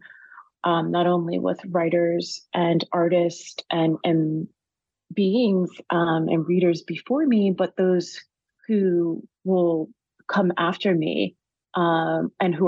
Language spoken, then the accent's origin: English; United States; also born or lived in Washington, D.C. / Wilmington, Delaware; I was born in Washington, D.C. and raised between Washington and Wilmington, Delaware